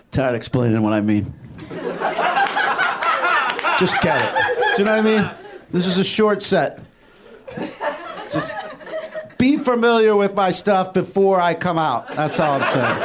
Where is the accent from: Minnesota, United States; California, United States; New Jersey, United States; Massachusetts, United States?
New Jersey, United States; now in Los Angeles, United States; I'm originally from New Jersey. I'm out in L.A. doing stand-up comedy